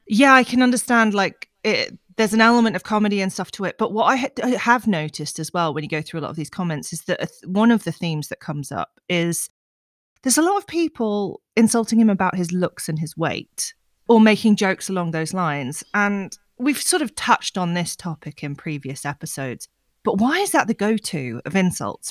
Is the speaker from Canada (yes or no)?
no; United Kingdom